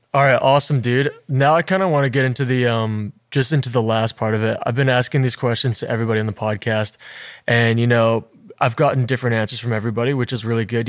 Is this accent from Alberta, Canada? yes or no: yes; Alberta, Canada; I came from a small town, right? Like, I'm from Alberta